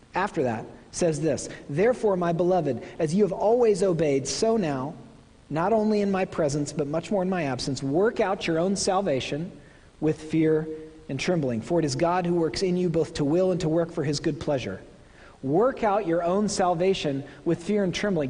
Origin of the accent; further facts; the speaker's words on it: Oklahoma, United States; moved away; I'm from Oklahoma.